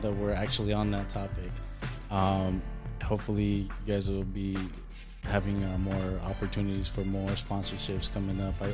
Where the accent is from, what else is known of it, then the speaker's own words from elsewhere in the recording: El Salvador; now in United States; I am a foreign-born national. I am from El Salvador. I'm mixed with German. I basically have been in the U.S. for about 25 years now